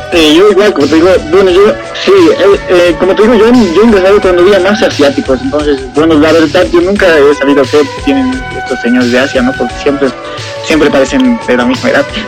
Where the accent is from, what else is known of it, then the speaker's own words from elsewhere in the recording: El Alto, La Paz, Bolivia; yo soy de, la, de La Paz, del Alto